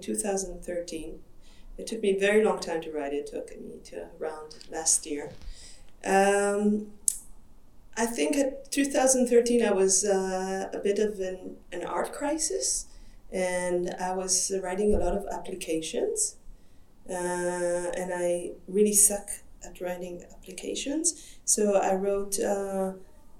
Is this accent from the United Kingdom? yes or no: no; Israel; English is a second language; moved away as an adult; now in Europe; I come from Israel and I moved to Europe around 10, 12 years ago, But I worked as an artist in Israel